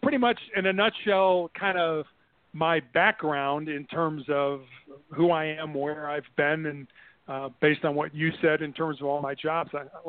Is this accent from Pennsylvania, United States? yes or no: no; Chicago, Illinois, United States; moved away as an adult; also born or lived in Santa Barbara; I was born and raised in Chicago.